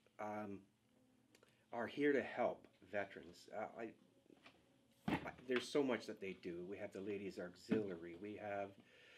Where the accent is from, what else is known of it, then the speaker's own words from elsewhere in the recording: Canada; I was the only Canadian there